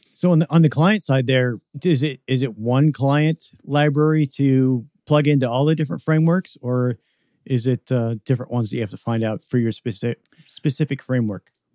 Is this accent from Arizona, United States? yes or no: no; Western Washington, United States; moved away; I grew up in Western Washington